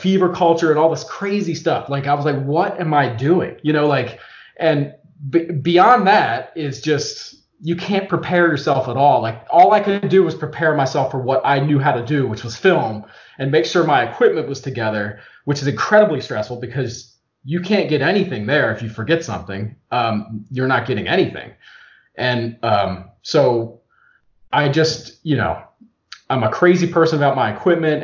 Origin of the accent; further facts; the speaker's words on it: Eastern Shore of Maryland, United States; I'm from the Eastern Shore of Maryland